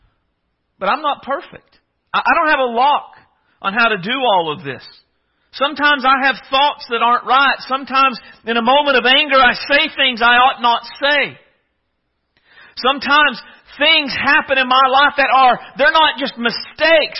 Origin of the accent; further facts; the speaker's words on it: United States; I come from a small town. I've joked before, but I come from Pickett Center